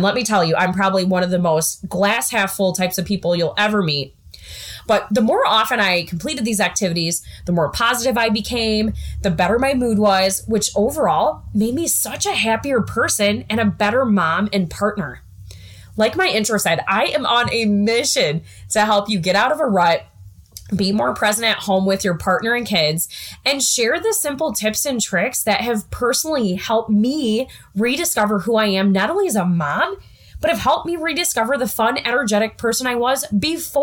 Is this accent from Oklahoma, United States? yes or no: no; southwest Wisconsin, United States; now in Iowa, United States; I grew up in the Midwest in a small town of 1,000 people located in the southwest part of Wisconsin